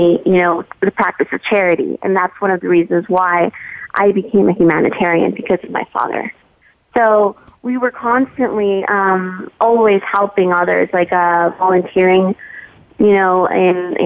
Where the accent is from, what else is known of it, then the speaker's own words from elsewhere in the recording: San Diego, California, United States; my mom's from Tijuana. We grew up in San Diego.